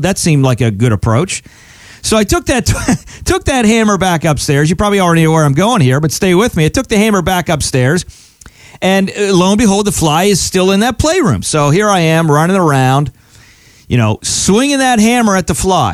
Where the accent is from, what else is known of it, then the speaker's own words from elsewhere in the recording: Altoona, Pennsylvania, United States; I grew up in Altoona, Pennsylvania.